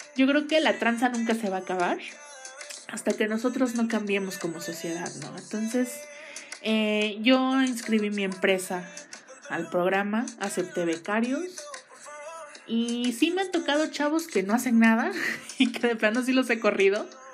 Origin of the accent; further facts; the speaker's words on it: Mexico City, Mexico; yo soy originaria de la Ciudad de México